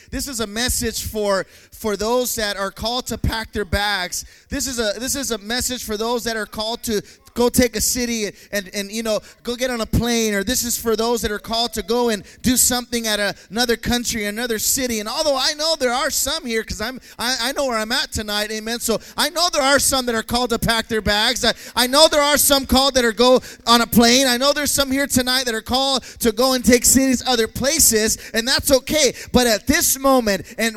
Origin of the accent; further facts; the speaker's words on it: Pretoria, Gauteng, South Africa; my city in Pretoria is not the most popular city